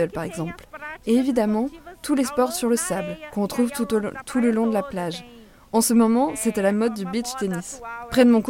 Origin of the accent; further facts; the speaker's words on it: Belo Horizonte, Minas Gerais, Brazil; French is a second language; moved away as an adult; now in Rio de Janeiro, Brazil; Je suis de Belo Horizonte. J'habite à Rio de Janeiro depuis 7 ans, à Copacabana.